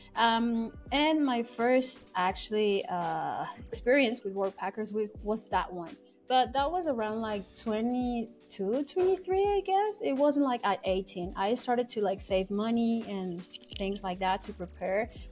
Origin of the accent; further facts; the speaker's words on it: Mexico City, Mexico; moved away; I'm from Mexico City.